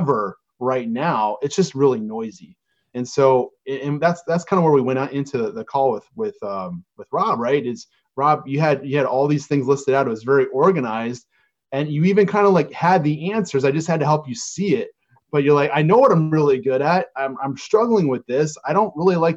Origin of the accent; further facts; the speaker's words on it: Chicago, Illinois, United States; We're both from Chicago.